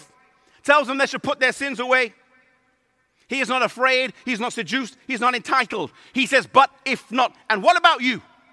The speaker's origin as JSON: {"language": "English", "region": "England", "country": "United Kingdom", "said": "I'm from England"}